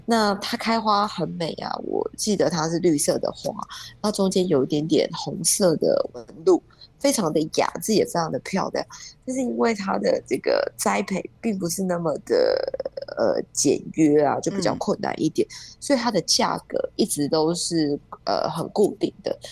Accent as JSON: {"language": "Chinese", "country": "Taiwan", "said": "对我们台湾人而言"}